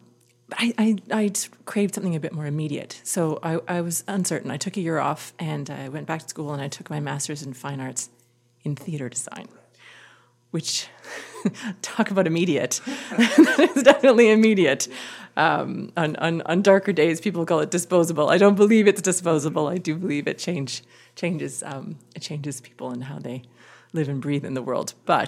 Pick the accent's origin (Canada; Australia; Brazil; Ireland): Canada; Winnipeg, Manitoba; moved away; also born or lived in Vancouver / Kitchener; I grew up in Winnipeg.